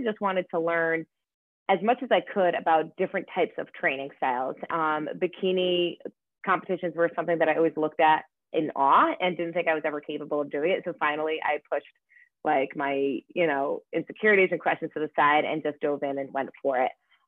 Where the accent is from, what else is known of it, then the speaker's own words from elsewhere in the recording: Rhode Island, United States; moved away; also born or lived in Hoboken, New Jersey / Los Angeles / Boston; I'm from Rhode Island